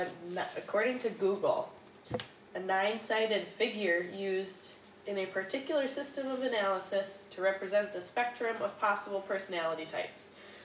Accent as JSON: {"language": "English", "region": "Minnesota", "country": "United States", "said": "I am also from Minnesota. However, I'm a Packers fan"}